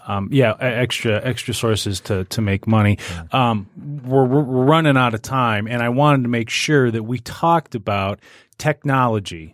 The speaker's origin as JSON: {"language": "English", "town": "Macomb Township", "region": "Michigan", "country": "United States", "tie": "born or raised there", "said": "there's a golf course I grew up playing out in Macomb Township"}